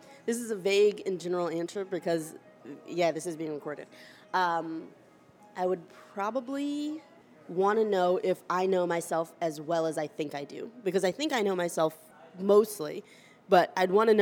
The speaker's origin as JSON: {"language": "English", "town": "Charlotte", "region": "North Carolina", "country": "United States", "tie": "born or raised there", "moved": "yes", "lives_now": "Boston, United States", "said": "I was born in Charlotte, North Carolina"}